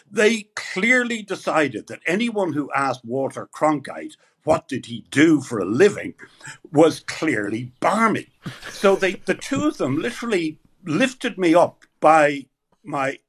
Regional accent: Ireland; I was a kid from Ireland

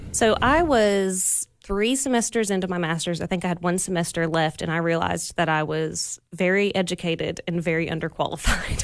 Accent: Pigeon Forge, Tennessee, United States; I was born and raised in Pigeon Forge

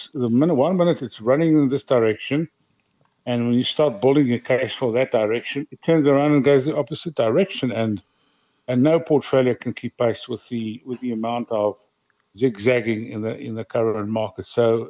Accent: South Africa; So it's very difficult being a South African investment advisor

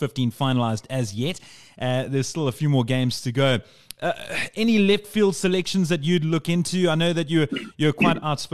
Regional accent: South Africa; South Africa

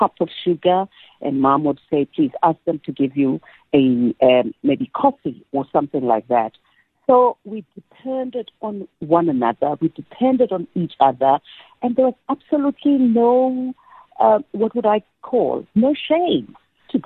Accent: Soweto, Gauteng, South Africa; growing up in Dobsonville, that was the only place that I knew, you know. I was born there and I grew up there.

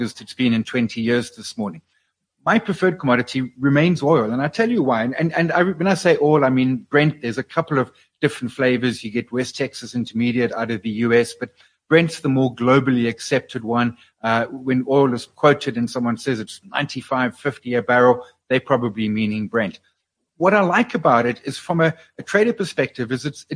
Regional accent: South Africa; as a South African investor

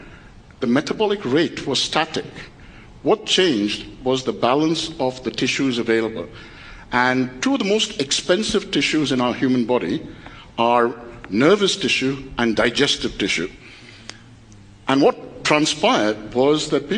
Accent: Kolkata, West Bengal, India; I was born in Calcutta, a family where my father and his father before him were journalists.

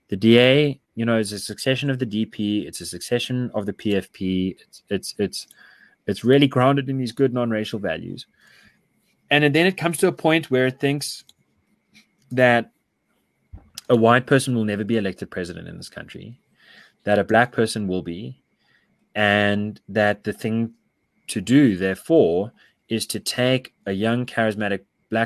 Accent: South Africa; as a South African

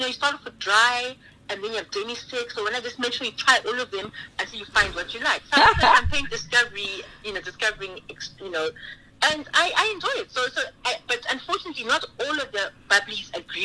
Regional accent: Harare, Zimbabwe; now in South Africa; I was born and bred in Harare

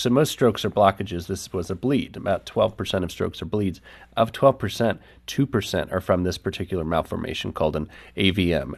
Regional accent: the Bible Belt, United States; growing up in the Bible Belt, we have all these experiences of church

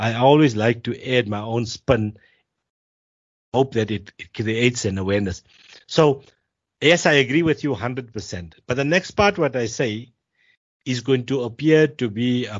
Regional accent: South Africa; the South Africans are treated as if we are Indian citizens

